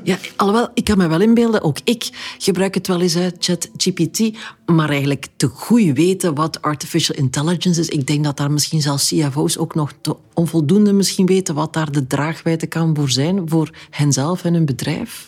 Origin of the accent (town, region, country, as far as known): Flanders, Belgium